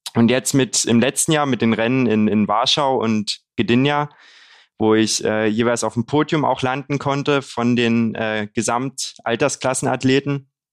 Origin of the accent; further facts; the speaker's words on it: Haselbachtal, Saxony, Germany; moved away as an adult; now in Leipzig, Germany; Ich bin jetzt 23 Jahre alt, komme gebürtig aus der Region um Kamenz, äh, Lessingstadt auch